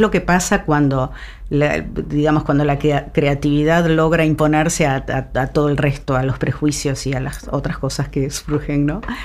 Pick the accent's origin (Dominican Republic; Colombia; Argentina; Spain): Argentina; somos argentinos